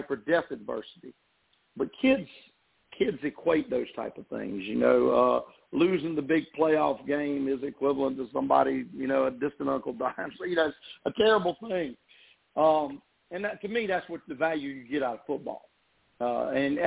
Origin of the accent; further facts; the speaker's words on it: Lake Murray, Chapin, South Carolina, United States; also born or lived in Camden, South Carolina / Florida; I grew up on Lake Murray, Chatham, South Carolina.